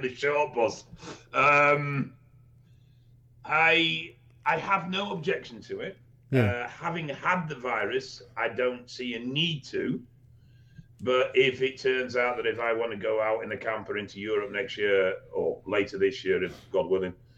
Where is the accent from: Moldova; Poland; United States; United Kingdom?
United Kingdom; England; I'm English, so we take the piss out of everything.